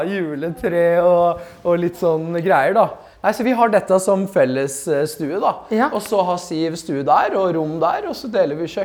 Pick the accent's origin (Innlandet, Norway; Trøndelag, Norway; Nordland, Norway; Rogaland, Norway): Rogaland, Norway; Sandnes; Hvis Sandnes er Oslo, så er min bydel der jeg kommer fra, Stovner.